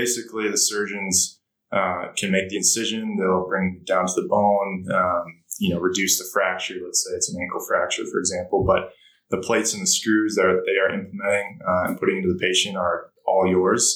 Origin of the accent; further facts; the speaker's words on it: Minneapolis, Minnesota, United States; moved away as an adult; also born or lived in British Virgin Islands; born and raised in Minneapolis